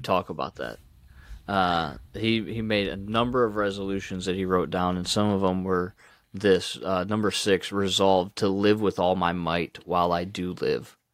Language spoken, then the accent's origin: English; Ohio, United States; I grew up in Ohio